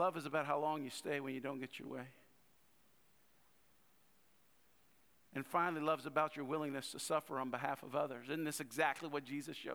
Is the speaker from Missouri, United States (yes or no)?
no; North Louisiana, United States; I was born in South Louisiana, but raised in North Louisiana